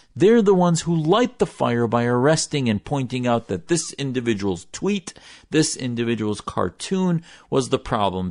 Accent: United States

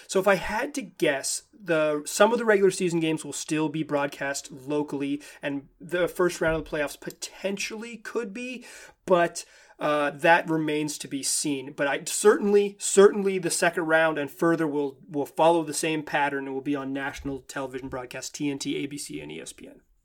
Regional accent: Chapel Hill, North Carolina, United States; my hometown of Chapel Hill, North Carolina

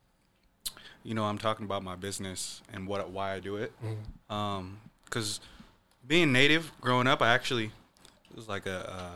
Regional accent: Renton, Washington, United States; also born or lived in east side (Seattle area); I grew up in Renton

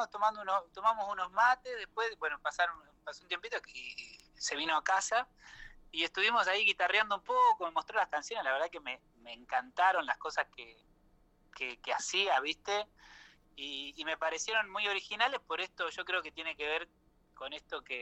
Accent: Salto, Buenos Aires Province, Argentina; yo soy de Salto, provincia de Buenos Aires.

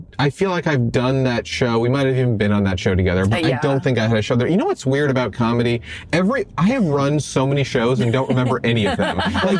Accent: New York, United States; now in Los Angeles, United States; I grew up in New York where it was really good.

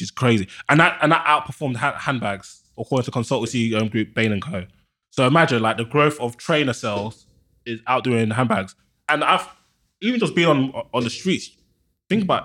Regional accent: London, United Kingdom; I'm from Northwest.

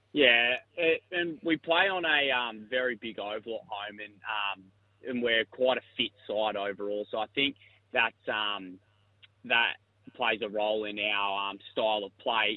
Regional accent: Queanbeyan, New South Wales, Australia; moved away as an adult; now in Adelaide, Australia; I'm from Queanbeyan in New South Wales. It's just outside of Canberra. Um, so I moved here in 2021

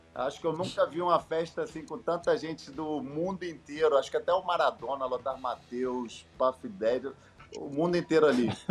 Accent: Brazil; moved away; also born or lived in Germany; eu nasci no Brasil

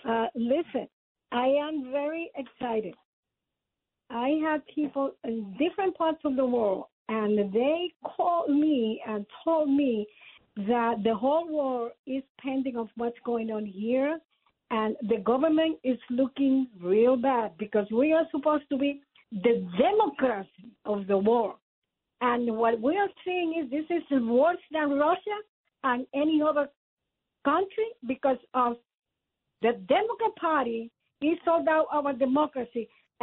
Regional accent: Puerto Rico; now in United States; Puerto Rico.

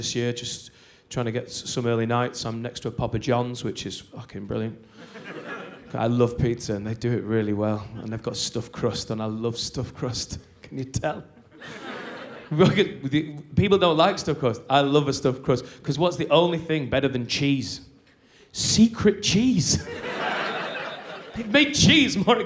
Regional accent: Lancashire, North West England, United Kingdom; I'm from Lancashire.

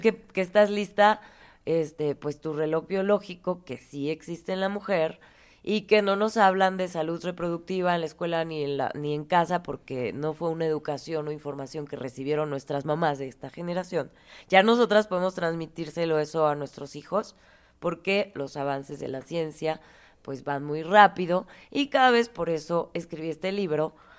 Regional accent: Morelia, Michoacán, Mexico; nací en Morelia

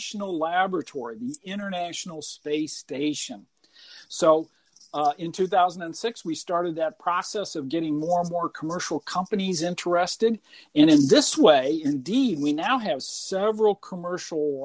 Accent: Burlington, Iowa, United States; I was born and raised in Burlington

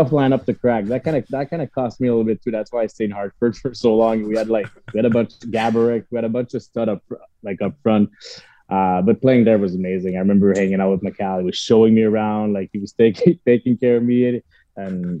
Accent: Montreal, Quebec, Canada; playing my hometown for a full year

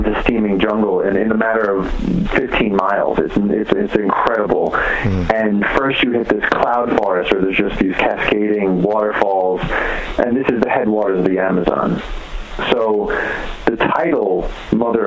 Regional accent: New York, United States; I grew up in New York

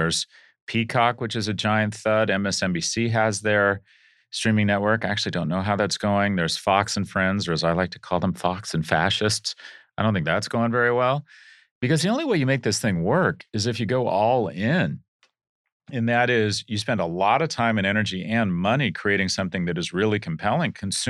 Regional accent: United Kingdom; I'm British, so I want some cream and sugar.

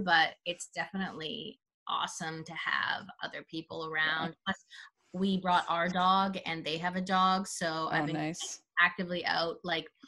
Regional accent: Vancouver, British Columbia, Canada; now in Toronto, Canada; I'm from Vancouver originally

